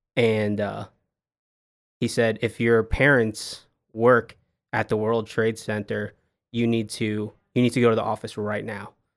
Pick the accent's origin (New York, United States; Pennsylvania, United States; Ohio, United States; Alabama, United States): New York, United States; Long Island; moved away as an adult; also born or lived in Boston, Massachusetts / Washington D.C.; now in Dallas, United States; I grew up in Long Island, New York